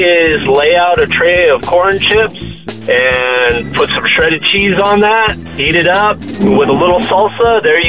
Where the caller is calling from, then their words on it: Goodyear, Arizona, United States; I'm actually calling from Goodyear.